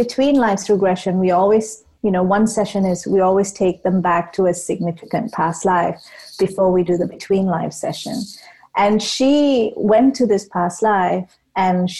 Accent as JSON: {"language": "English", "country": "Malaysia", "tie": "born or raised there", "moved": "yes", "lives_now": "United Kingdom", "said": "I grew up in Malaysia, and Malaysia is predominantly a Muslim country, and I grew up a Hindu"}